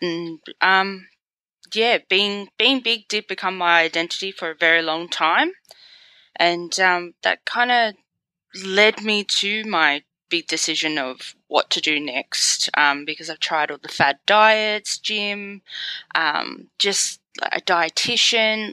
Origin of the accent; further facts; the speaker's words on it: Sydney, New South Wales, Australia; I'm from Sydney, Australia